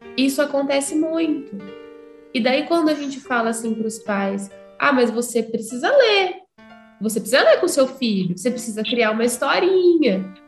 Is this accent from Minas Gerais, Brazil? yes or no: no; Ourinhos, São Paulo, Brazil; Eu sou de Ourinhos